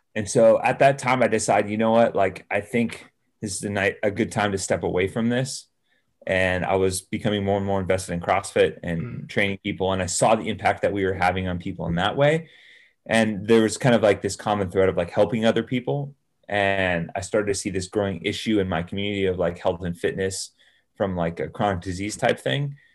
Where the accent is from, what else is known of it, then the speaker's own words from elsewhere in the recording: Salinas, California, United States; also born or lived in San Jose, California; I grew up in Salinas